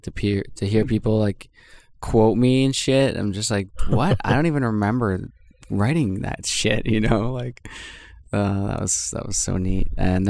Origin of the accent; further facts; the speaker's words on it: Canada; I'm from Canada